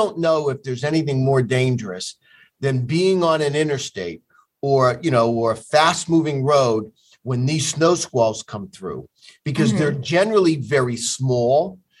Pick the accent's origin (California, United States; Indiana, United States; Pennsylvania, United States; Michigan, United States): Pennsylvania, United States; Luzerne County; also born or lived in Carbon County, Pennsylvania; I live in, I'm from the Luzerne County area. I'm actually in northern Carbon County.